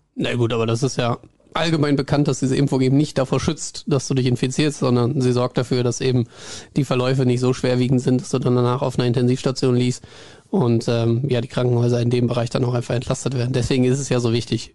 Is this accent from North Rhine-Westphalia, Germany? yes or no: yes; Hagen, North Rhine-Westphalia, Germany; moved away; Es zieht mich zurück in meine Heimat. Ich komme ja ursprünglich aus Hagen